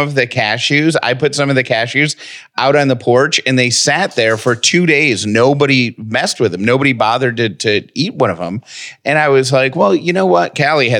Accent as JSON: {"language": "English", "town": "Syracuse", "region": "New York", "country": "United States", "tie": "born or raised there", "said": "my hometown of Syracuse."}